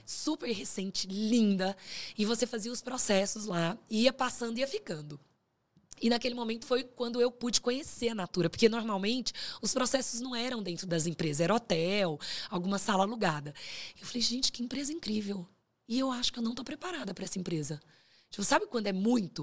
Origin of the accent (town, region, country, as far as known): Pará, Brazil; born or raised there; also born or lived in Minas Gerais / Canada; now in São Paulo, Brazil